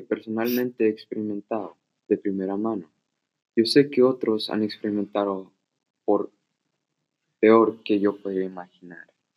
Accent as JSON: {"language": "Spanish", "country": "Mexico", "moved": "as an adult", "lives_now": "United States", "said": "Yo soy de México y tuve un pasado muy difícil"}